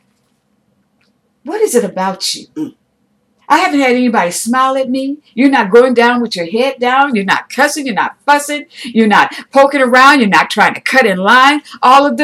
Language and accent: English; United States; I'm an American